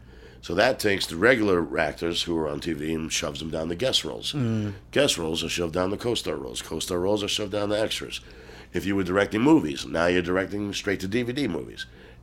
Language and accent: English; New York, United States; moved away as an adult; now in Los Angeles, United States; I never really saw racism until I moved away from New York.